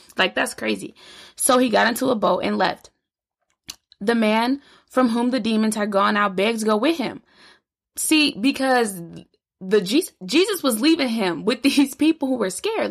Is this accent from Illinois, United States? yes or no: yes; Illinois, United States; I grew up in Illinois